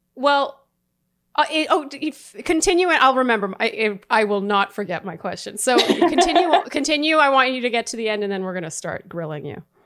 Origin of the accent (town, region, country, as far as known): Canada